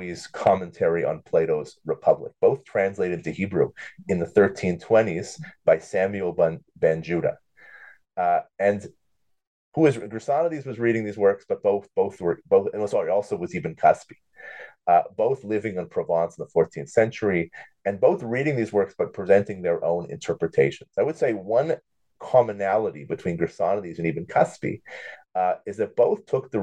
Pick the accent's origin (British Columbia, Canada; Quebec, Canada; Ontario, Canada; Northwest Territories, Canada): Ontario, Canada; Thornhill; moved away as an adult; also born or lived in Jerusalem, Israel / Buffalo, United States; I grew up in Toronto, really Thornhill, not too far from you